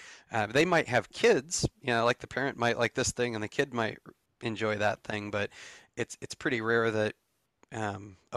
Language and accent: English; Michigan, United States; I grew up in Michigan